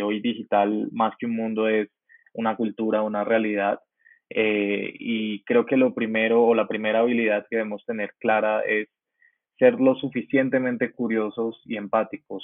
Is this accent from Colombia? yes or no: yes; Colombia; soy un joven colombiano muy apasionado por el emprendimiento digital